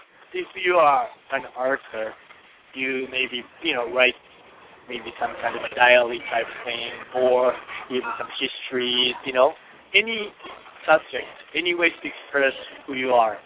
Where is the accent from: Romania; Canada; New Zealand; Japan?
Japan; English is a second language; moved away as an adult; now in United States; I was born and raised in Japan, and I moved to this country about 15 years ago.